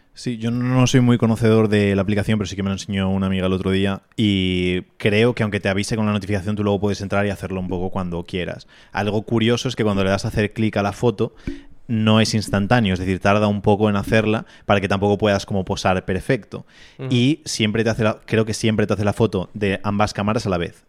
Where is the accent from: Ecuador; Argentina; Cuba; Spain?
Spain